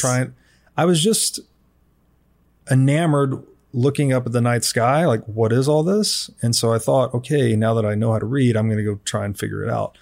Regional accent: Tennessee, United States; I was raised in Tennessee

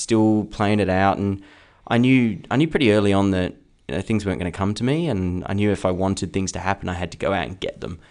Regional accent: Perth, Western Australia, Australia; also born or lived in Kenwick / Bassendean; I grew up in Belladurra to start

